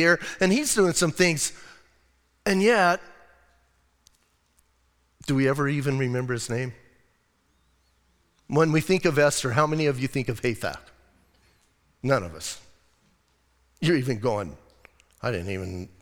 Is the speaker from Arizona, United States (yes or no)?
yes; Bisbee, Arizona, United States; moved away as an adult; now in Sierra Vista, United States; I was born in Bisbee. I'm going to die in Bisbee